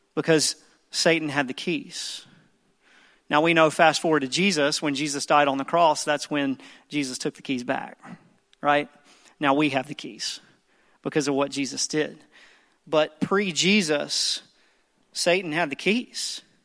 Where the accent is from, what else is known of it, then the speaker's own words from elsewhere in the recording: the Bible Belt South, United States; I grew up in the Bible Belt South, and I grew up in church